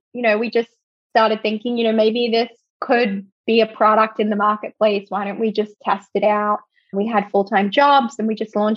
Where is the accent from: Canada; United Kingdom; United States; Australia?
Australia; moved away; I'm originally from Australia